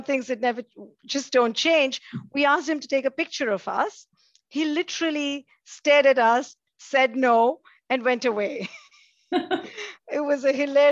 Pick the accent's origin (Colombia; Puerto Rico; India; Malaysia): India; when I grew up in India